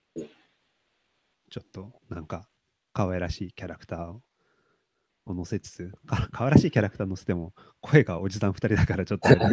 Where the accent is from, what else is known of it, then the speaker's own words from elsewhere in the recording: Toyama, Japan; 僕も、まあ、富山県出身なんで